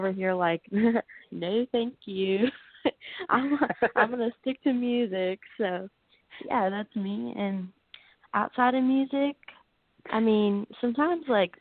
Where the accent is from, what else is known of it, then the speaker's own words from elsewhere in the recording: Southern California, United States; I'm from Southern California. So I grew up here my whole life, still live here